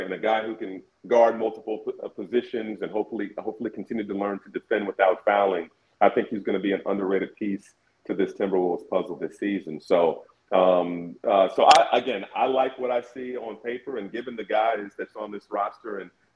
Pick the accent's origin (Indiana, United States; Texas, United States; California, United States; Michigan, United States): Indiana, United States; Indianapolis; moved away as an adult; also born or lived in Brooklyn; I grew up in Indianapolis, went to school there, went to college there